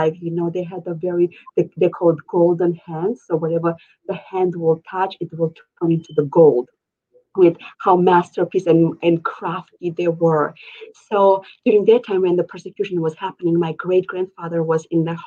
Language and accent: English; Georgia; now in Minneapolis, United States; Originally, I am from the Republic of Georgia, which is like former USSR. I moved here 18 years ago and reside right now at this moment in Minneapolis, Minnesota.